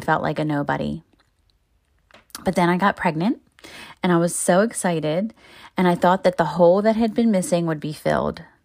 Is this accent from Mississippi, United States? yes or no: no; Baltimore, Maryland, United States; moved away as an adult; I met so many people in my thirty-two years in my hometown